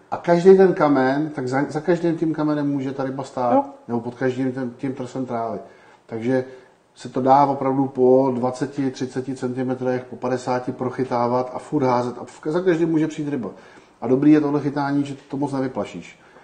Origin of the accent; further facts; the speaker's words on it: Czechia; my Češi